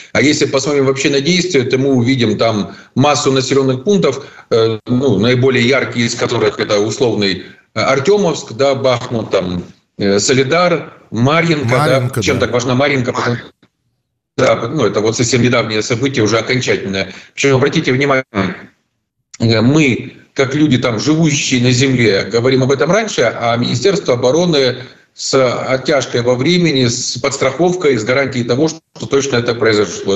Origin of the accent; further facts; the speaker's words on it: Zaporizhzhia, Zaporizhzhia Oblast, Ukraine; в моем родном городе Запорожье, откуда я родом